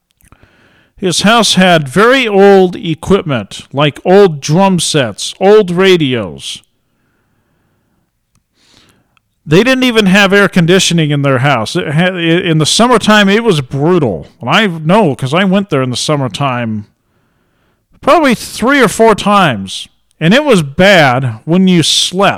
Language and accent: English; Ontario, Oregon, United States; I lived in Ontario